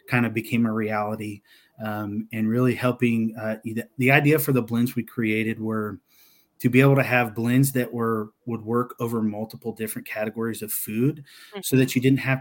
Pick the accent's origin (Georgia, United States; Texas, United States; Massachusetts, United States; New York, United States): Texas, United States; I grew up in Texas